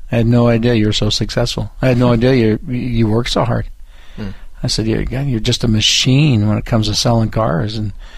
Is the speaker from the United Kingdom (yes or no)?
no; Downey, California, United States; Yeah, I was actually born and raised about 80 miles from here, just north in Los Angeles in a city called Downey, California.